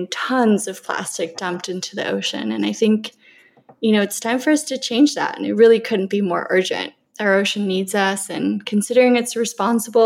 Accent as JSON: {"language": "English", "country": "Colombia", "tie": "born or raised there", "moved": "yes", "lives_now": "California, United States", "said": "growing up in Colombia, surrounded by all the lush forests and beautiful beaches and such a diverse ecosystem"}